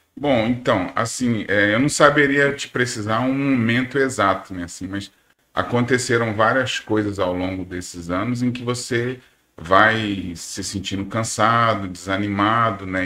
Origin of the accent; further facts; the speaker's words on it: São Paulo, Brazil; moved away as an adult; also born or lived in Recife; now in Manaus, Brazil; eu nasci em São Paulo, e... mas já moro aqui em Manaus há 26 anos